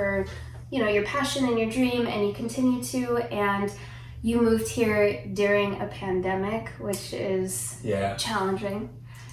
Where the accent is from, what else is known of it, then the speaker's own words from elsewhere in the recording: Lake Elsinore, Hemet, California, United States; I moved from Lake Elsinore to Hemet when I was 10